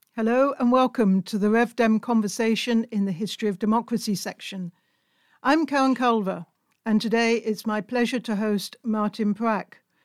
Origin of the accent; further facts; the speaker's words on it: United Kingdom; now in Hungary; as a British citizen living in Hungary